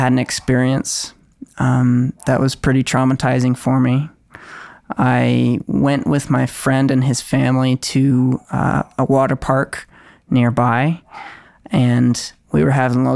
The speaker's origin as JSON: {"language": "English", "region": "Utah", "country": "United States", "tie": "born or raised there", "also_born_or_lived": "California", "said": "And then we moved here to Utah when I was 8 and a half"}